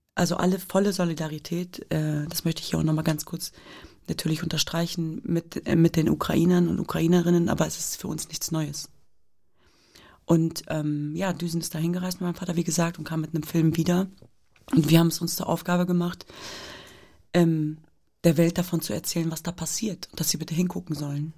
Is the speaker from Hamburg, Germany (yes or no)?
no; Hanover, Lower Saxony, Germany; ich bin in Deutschland geboren und aufgewachsen